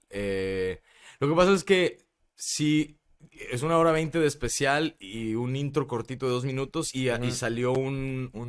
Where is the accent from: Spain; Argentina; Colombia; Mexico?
Mexico; Nuevo León; accent: regio; now in Mexico City, Mexico; a lo mejor no se me quita el acento regio tanto, güey. Lo tengo creo que medio neutro, a veces no suena